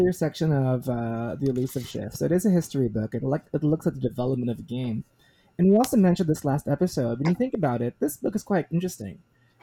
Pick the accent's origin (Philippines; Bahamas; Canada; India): Philippines; I am a Filipino, both by heritage, nationality, and citizenship